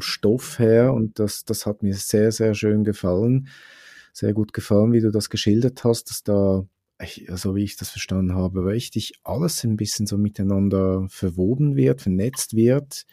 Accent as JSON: {"language": "German", "country": "Switzerland", "said": "bei uns in der Schweiz"}